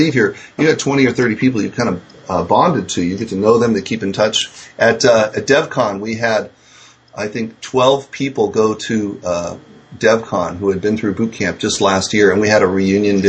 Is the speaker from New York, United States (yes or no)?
no; San Francisco, California, United States; I grew up in San Francisco. That's my hometown.